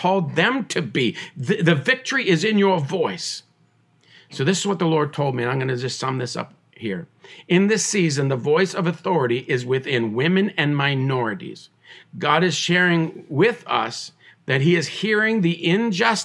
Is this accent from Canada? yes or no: yes; Tyendinaga Mohawk Territory, Ontario, Canada; I was born on the Tandanega Mohawk Territory. I am Mohawk